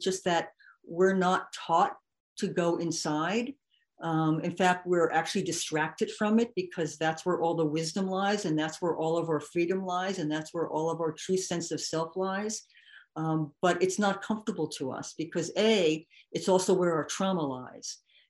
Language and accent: English; New York, United States; because I am white and I'm from New York.